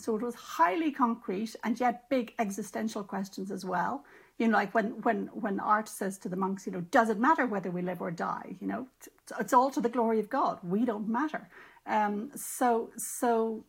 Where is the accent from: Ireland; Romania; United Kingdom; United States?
Ireland; as an Irish writer and a lapsed Catholic, you know, I'm aware that I grew up in a tradition which had many beauties.